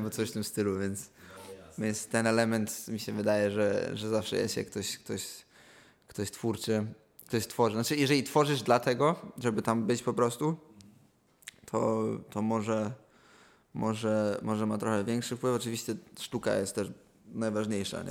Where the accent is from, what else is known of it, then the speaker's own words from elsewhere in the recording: Poland; now in London, United Kingdom; powiedziałem, że jestem z Polski